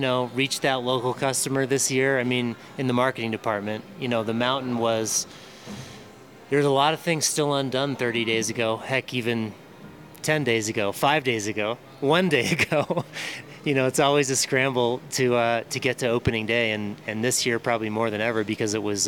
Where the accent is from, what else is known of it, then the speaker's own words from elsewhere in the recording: Yarmouth, Maine, United States; now in Boulder, United States; I'm from Yarmouth, Maine, for the most part, but I live in Boulder now